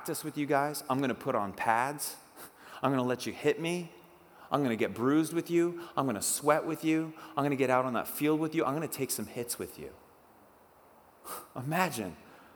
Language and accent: English; Oak Harbor, Washington, United States; where I grew up in Oak Harbor